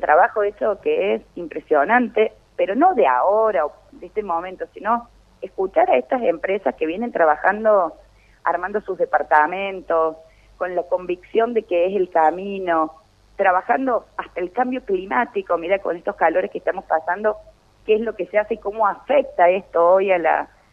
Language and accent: Spanish; Río Cuarto, Córdoba, Argentina; also born or lived in La Carlota, Córdoba; para mí es un orgullo como reocuartense